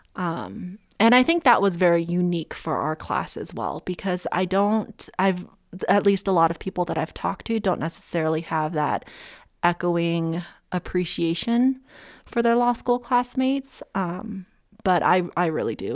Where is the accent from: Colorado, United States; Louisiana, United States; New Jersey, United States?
Colorado, United States; Summit County; also born or lived in Monterey, California / Los Angeles, California; I grew up with in Summit County